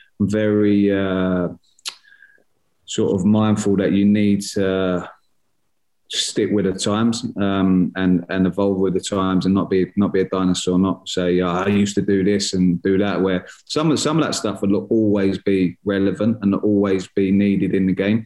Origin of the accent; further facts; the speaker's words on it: Gillingham, South East England, United Kingdom; my hometown club's Gillingham, where I was born and bred